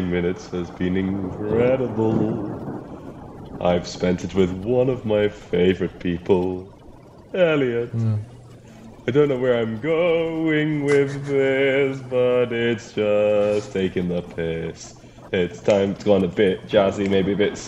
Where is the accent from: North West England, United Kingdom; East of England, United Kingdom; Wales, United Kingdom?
Wales, United Kingdom; I'm Welsh